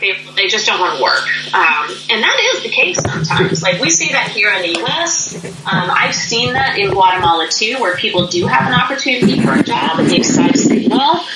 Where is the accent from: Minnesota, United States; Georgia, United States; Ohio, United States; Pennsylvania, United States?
Pennsylvania, United States; now in North Carolina, United States; I grew up in the state of Pennsylvania, which is in the northeastern part of the U.S.